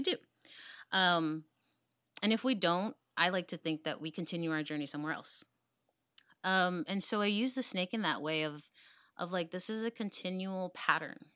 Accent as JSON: {"language": "English", "town": "Dallas", "region": "Texas", "country": "United States", "tie": "born or raised there", "said": "I'm from Oak Cliff. I was born and raised in Dallas"}